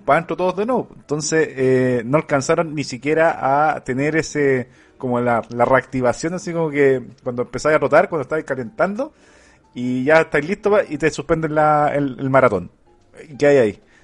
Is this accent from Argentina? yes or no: no; Chile; acá en Chile